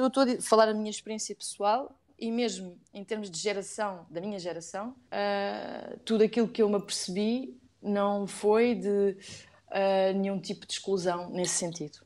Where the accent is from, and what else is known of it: Oeiras, Lisbon, Portugal; born or raised there; also born or lived in Algarve / Korea; now in Lisbon, Portugal